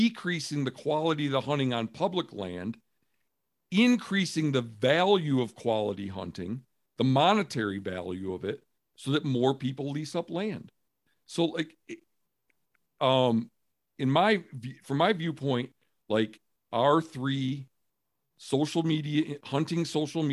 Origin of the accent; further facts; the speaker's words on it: Michigan, United States; I'm from Michigan